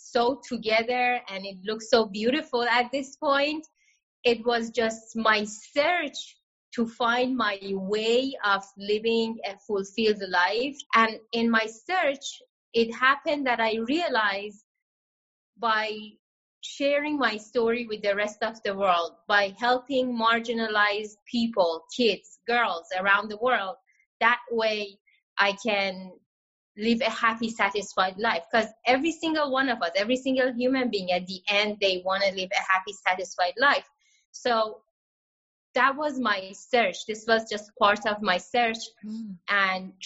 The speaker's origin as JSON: {"language": "English", "country": "Iran", "tie": "born or raised there", "moved": "yes", "said": "growing up in Iran"}